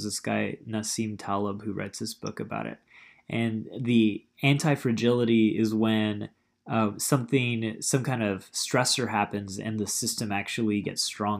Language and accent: English; Arizona, United States; moved away; also born or lived in Santa Barbara, California; I'm originally from Arizona. I lived in Santa Barbara for a little while, but I end up being everywhere all the time, it seems.